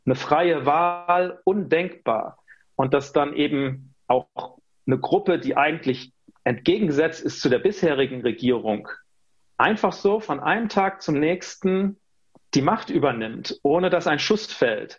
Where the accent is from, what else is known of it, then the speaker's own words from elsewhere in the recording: Rhineland-Palatinate, Germany; Ich bin stolzer Pfälzer